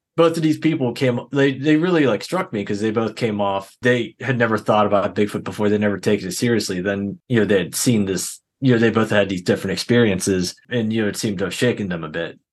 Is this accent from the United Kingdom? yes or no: no; Pittsburgh, Pennsylvania, United States; I grew up here in the Pittsburgh area.